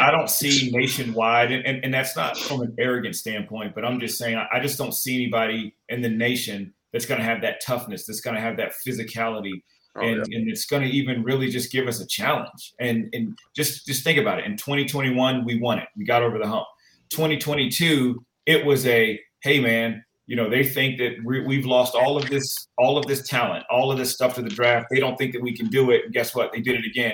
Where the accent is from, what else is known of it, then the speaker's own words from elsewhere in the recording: Albany, Georgia, United States; That's where I was born in Albany.